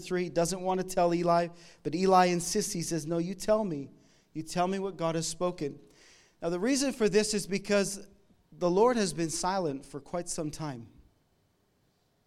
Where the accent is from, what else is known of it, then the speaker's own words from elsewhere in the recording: Canada; moved away; I'm from Canada